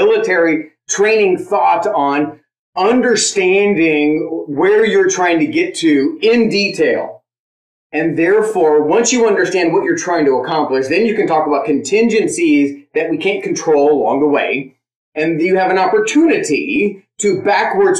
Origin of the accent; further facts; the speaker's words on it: San Diego, California, United States; moved away; I grew up in South San Diego